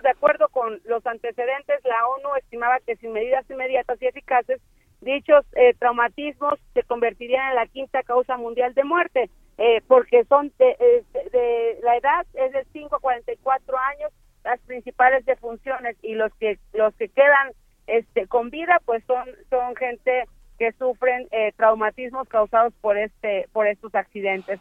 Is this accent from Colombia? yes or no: no; Mexico; quienes perdemos somos los mexicanos